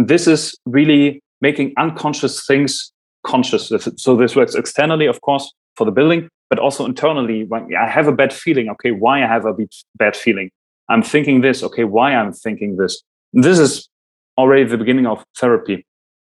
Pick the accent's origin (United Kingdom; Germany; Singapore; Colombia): Germany; first language German; English is a second language; I'm German, my mother language is German